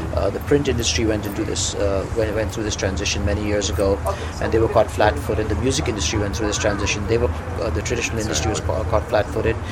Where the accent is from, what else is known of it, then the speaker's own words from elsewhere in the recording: India; moved away as an adult; now in United States; I moved here from India, mm-hmm. where I grew up uh, about 20 years ago